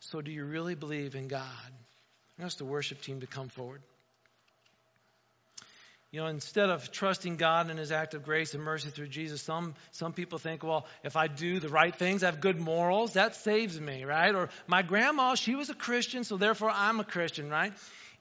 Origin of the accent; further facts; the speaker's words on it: near South Bend, Indiana, United States; moved away as an adult; now in Wauseon, United States; I grew up in Indiana, 20 minutes outside of South Bend.